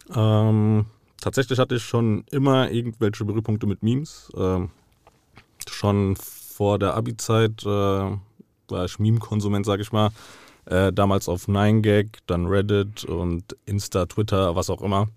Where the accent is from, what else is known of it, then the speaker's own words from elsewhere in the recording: Frankfurt, Hesse, Germany; ich bin hier geboren und aufgewachsen. Mein ganzes Leben hat sich hier abgespielt